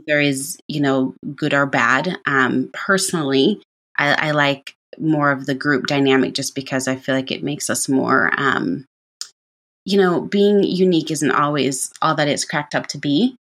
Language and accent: English; Jamaica; moved away; being born and raised in Jamaica